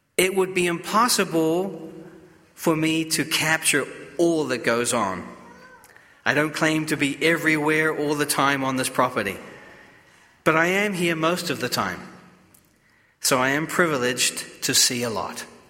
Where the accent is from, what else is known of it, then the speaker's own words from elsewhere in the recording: New Zealand; moved away; I come from New Zealand. We are very reserved